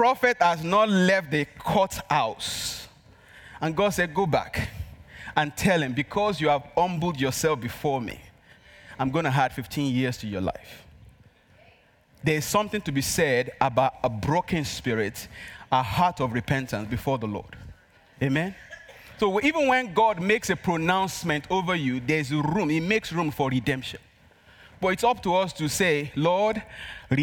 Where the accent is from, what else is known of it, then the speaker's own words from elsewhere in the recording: Nigeria; accent: Nigerian; English is a second language; moved away; my Nigerian accent